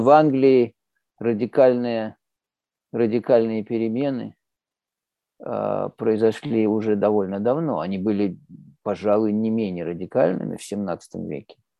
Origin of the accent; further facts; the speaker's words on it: Moscow, Russia; я, я родился, вырос в Москве